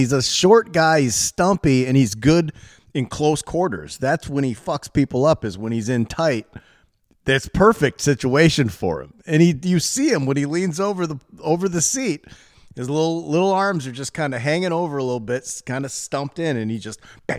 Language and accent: English; New York, United States; I'm a New Yorker! What do you want from me?